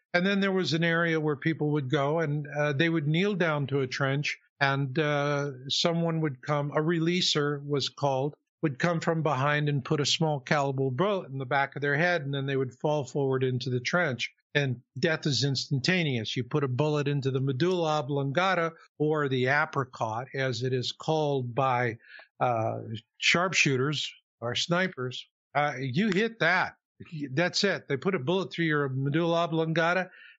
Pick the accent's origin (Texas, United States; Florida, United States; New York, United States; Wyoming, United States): Texas, United States; Houston; Well, fast forward to the 90s, you know, and I'm from Houston.